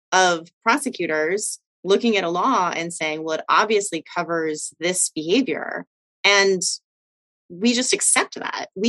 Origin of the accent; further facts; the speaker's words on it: North Carolina, United States; my home state of North Carolina